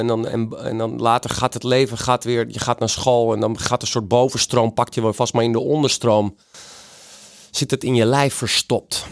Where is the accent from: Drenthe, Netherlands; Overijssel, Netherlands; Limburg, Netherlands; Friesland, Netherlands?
Friesland, Netherlands; ben ik een gewone Friese jongen in Friesland opgegroeid.